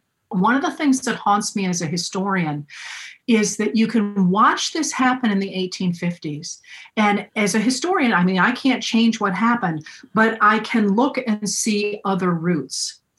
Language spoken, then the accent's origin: English; Maine, United States; the people that I grew up with here in Maine